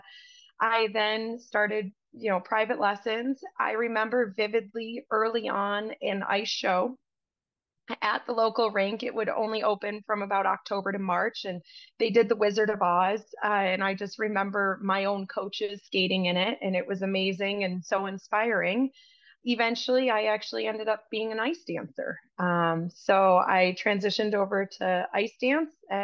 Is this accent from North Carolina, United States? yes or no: no; upstate New York, United States; moved away as an adult; now in Spokane, United States; I'm originally from New York, and like many in the upstate New York area, winters were very, very long